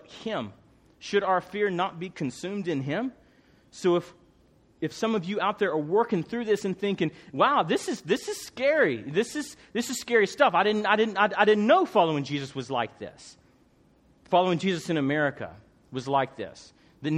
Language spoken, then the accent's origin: English; Tennessee, United States; I'm from Tennessee